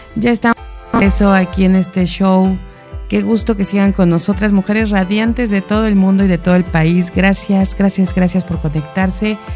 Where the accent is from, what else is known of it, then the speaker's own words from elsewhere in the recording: Mexico; como mexicanos